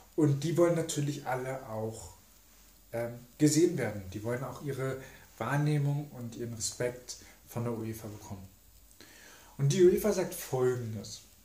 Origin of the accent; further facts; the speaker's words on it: Germany; wir als Deutsche